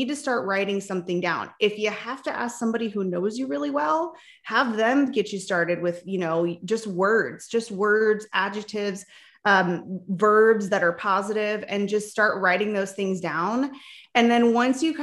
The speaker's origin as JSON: {"language": "English", "town": "Palm Springs", "region": "California", "country": "United States", "tie": "born or raised there", "also_born_or_lived": "Nebraska", "moved": "yes", "lives_now": "Arizona, United States", "said": "I was actually born in Nebraska, but I grew up in Southern California in the desert, Palm Springs area"}